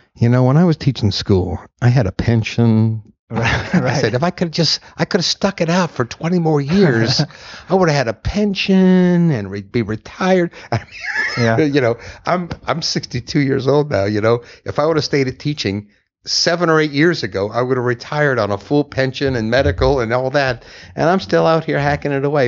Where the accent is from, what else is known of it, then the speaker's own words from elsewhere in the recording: Ashland, Kentucky, United States; moved away; also born or lived in New York / Chicago / Los Angeles / Houston; I grew up in Kentucky. I grew uh-huh. up in Ashland, Kentucky